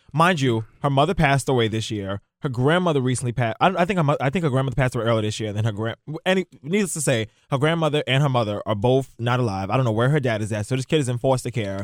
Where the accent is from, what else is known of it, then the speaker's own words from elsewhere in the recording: New York, United States; growing up in New York